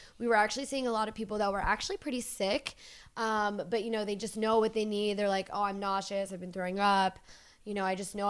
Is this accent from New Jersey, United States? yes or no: no; Philadelphia, Pennsylvania, United States; moved away; I'm from Philly